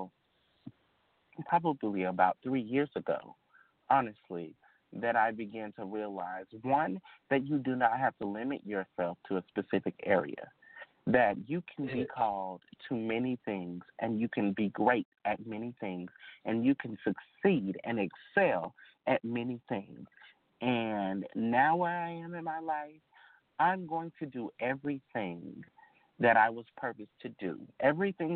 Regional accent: Arkansas, United States; I'm from Arkansas, a relatively small town. I mean, we have a population of about maybe 2,000, and that I'm being generous. And so I grew up in a town where everybody knows everybody

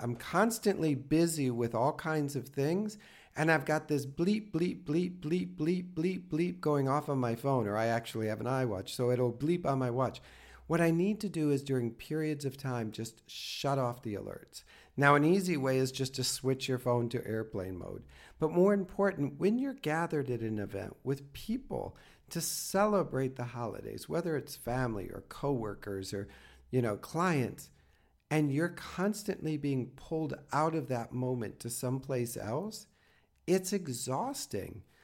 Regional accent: the Midwest, Minnesota, United States; I come from the Midwest and Minnesota can get cold

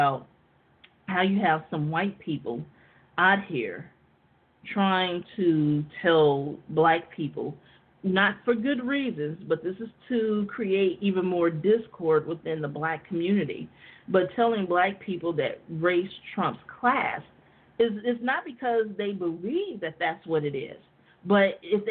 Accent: United States; the black people that are born and raised in America that are descendants of enslaved people

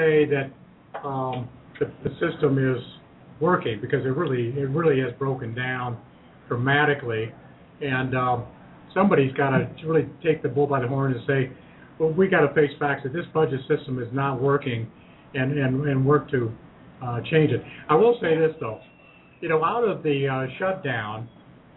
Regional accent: Ohio, United States; building tires in my hometown and Cooper Tire and Rubber Company

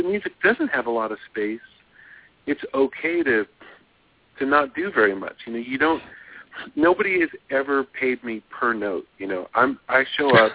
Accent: Los Angeles, California, United States; moved away as an adult; also born or lived in New York; I was born in Los Angeles. I lived here till I was 23

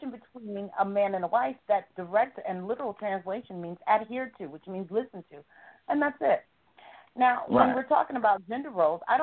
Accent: the South, United States; I'm a Southerner

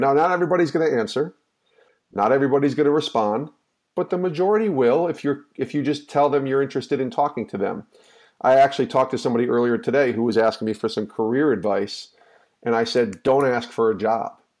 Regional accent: outside of Albany, New York, United States; the town I grew up in outside of Albany, New York

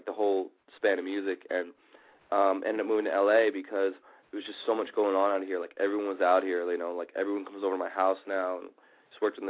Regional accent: New York City, New York, United States; moved away as an adult; also born or lived in Miami / Los Angeles; I grew up in New York City

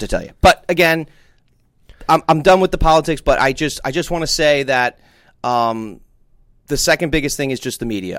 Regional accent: New Jersey, United States; I'm from New Jersey

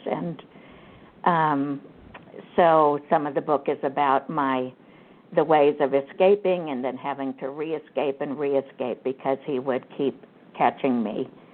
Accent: Kansas, United States; I grew up in Kansas on a farm

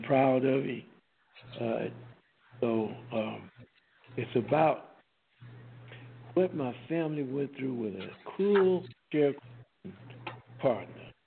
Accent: Mississippi Delta, United States; now in Los Angeles, United States; I was born in the Mississippi Delta, and parents were sharecroppers

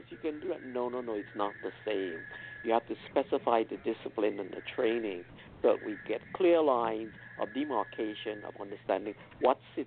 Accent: U.S. Virgin Islands; I'm from St. Thomas, United States, Virgin Islands.

